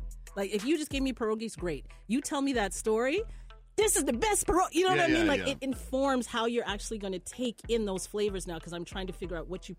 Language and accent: English; St. Catharines, Ontario, Canada; I grew up in St. Catharines. I had one black friend only because we were both black.